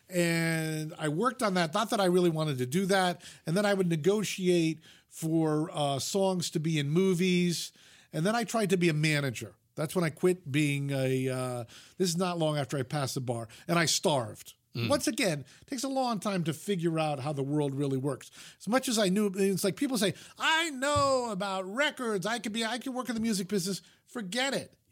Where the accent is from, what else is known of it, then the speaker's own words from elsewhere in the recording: New York, United States; I grew up in the New York media market, so we had three network television stations and three independents.